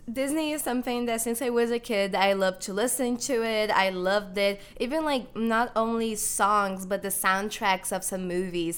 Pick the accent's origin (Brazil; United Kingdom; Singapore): Brazil; moved away as an adult; now in Chicago, United States; I'm actually Brazilian. I have lived in Brazil. I was born in Brazil, and I'm here in the United States for college currently.